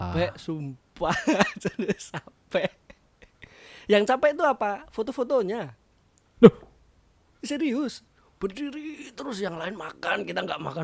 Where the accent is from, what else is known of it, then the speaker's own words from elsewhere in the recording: Java, Indonesia; Saya saya orang Jawa.